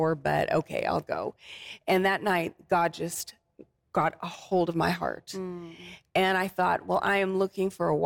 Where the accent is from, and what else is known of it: Montana, United States; moved away as an adult; also born or lived in Flagstaff, Arizona